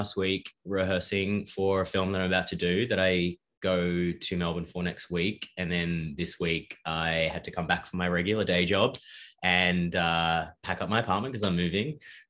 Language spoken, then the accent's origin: English; Ireland; also born or lived in South Africa / Australia; I grew up kind of all over the place. I was born in South Africa and moved to Australia very briefly, and then we moved to Ireland.